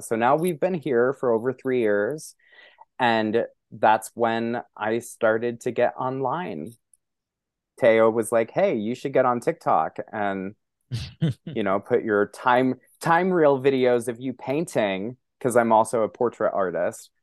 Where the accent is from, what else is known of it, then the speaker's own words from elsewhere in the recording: Montana, United States; moved away as an adult; now in New York City, United States; I'm a very openly gay man growing up in Montana